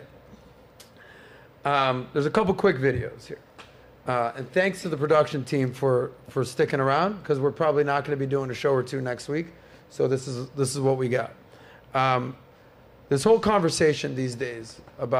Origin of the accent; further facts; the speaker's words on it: Miami, Florida, United States; I'm from Miami